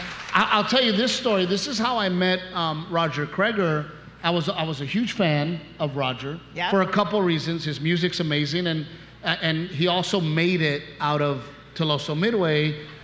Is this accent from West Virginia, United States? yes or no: no; Portland, Texas, United States; moved away; also born or lived in Gregory, Texas; being born and raised in Gregory, Portland. And I am one of those people that is definitely Gregory, Portland. I spent a lot of my life living in Portland.